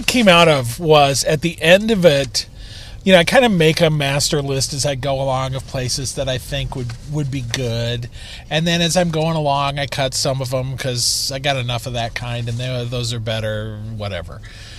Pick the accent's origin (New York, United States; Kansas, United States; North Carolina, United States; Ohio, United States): Kansas, United States; now in Chicago, United States; I come from Kansas. You know, we make pies out there.